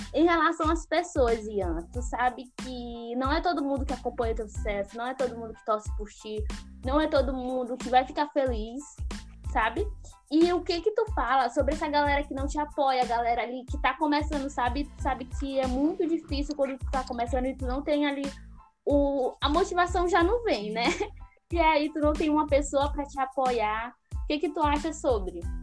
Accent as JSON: {"language": "Portuguese", "region": "Northeast Region", "country": "Brazil", "said": "como eu sou do Nordeste"}